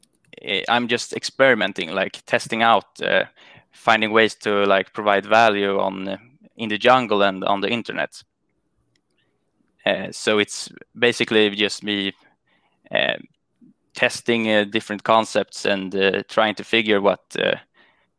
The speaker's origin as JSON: {"language": "English", "country": "Sweden", "said": "I'm from Sweden"}